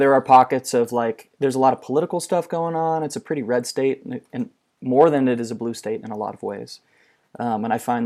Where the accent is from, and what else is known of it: Orlando, Florida, United States